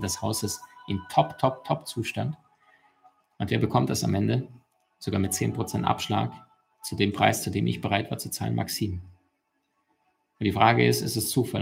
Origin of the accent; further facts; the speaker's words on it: Ukraine; moved away; also born or lived in Russia; ich bin in Russland geboren und in der Ukraine aufgewachsen